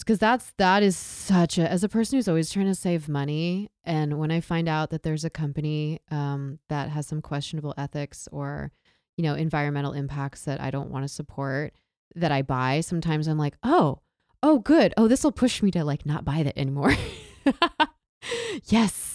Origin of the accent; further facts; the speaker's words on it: Southern California, United States; I grew up in Southern California, a very rural area